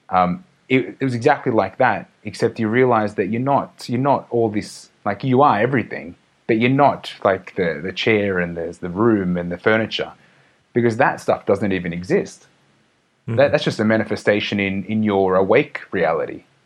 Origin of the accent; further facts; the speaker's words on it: Australia; now in Mexico; I'm just an Australian